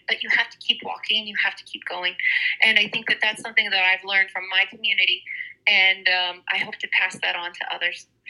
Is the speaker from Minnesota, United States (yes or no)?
no; southern California, United States; in southern California.